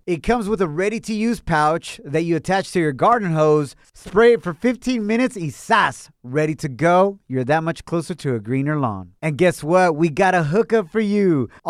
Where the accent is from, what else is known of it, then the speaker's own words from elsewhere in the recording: Mexico; first language Spanish; English is a second language; moved away; yo soy de Mexico, so Spanish is my first language.